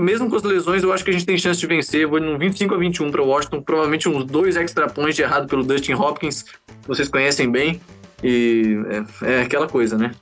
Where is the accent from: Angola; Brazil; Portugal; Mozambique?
Brazil; Florianópolis, Santa Catarina; Eu sou aqui de Florianópolis, jogo flag aqui em Floripa